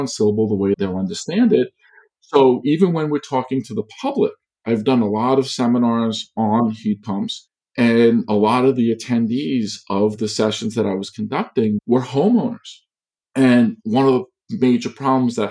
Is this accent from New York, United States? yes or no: yes; Long Island, New York, United States; I grew up on Long Island in New York